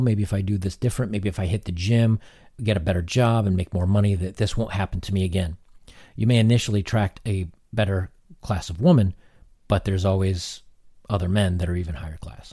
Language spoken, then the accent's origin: English; United States; I'm an American